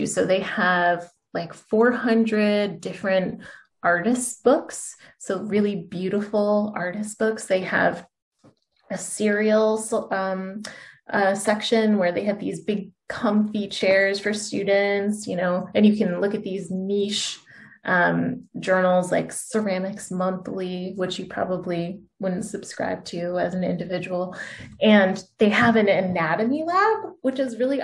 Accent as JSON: {"language": "English", "region": "Central Massachusetts", "country": "United States", "tie": "born or raised there", "said": "I grew up in Central Mass and my mom would take me to Worcester Public Library every week"}